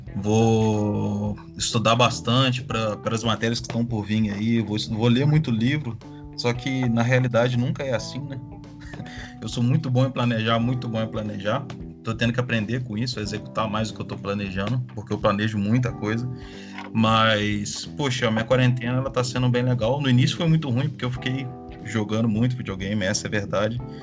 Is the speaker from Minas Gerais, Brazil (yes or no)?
yes; Juiz de Fora, Minas Gerais, Brazil; sou de Juiz de Fora, Minas Gerais.